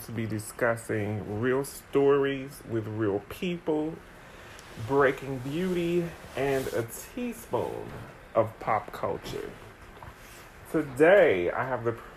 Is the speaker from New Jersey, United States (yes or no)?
no; Cincinnati, Ohio, United States; now in New York City, United States; I'm from Cincinnati, Ohio